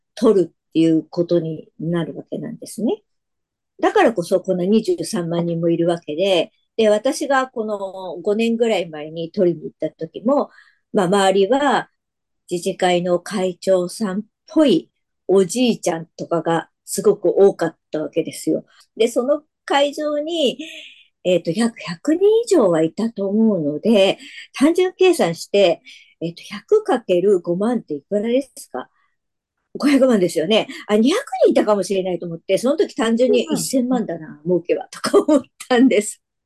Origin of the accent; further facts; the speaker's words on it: Yokohama, Kanagawa, Japan; now in Saitama, Japan; もともとは横浜で生まれ育ちましたので、自分の中では神奈川県民的な思いはあります。